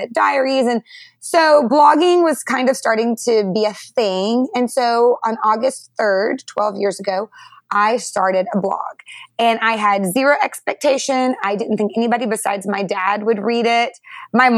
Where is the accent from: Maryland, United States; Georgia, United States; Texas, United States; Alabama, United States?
Texas, United States; North; also born or lived in Detroit, Michigan; now in McKinney, Texas, United States; I grew up in North Texas